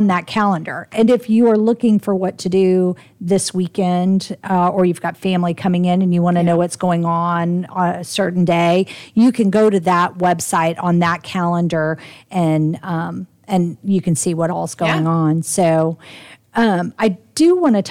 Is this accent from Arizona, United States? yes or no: no; Louisiana, United States; moved away; I'm from Louisiana